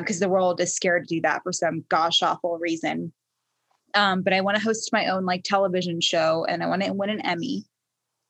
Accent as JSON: {"language": "English", "town": "Baltimore", "region": "Maryland", "country": "United States", "tie": "born or raised there", "said": "I was born in Baltimore"}